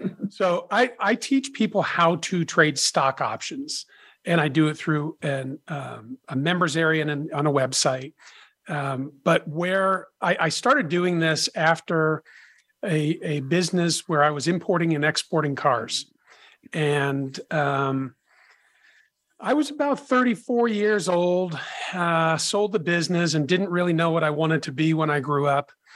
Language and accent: English; Boston, Massachusetts, United States; I grew up in the Boston area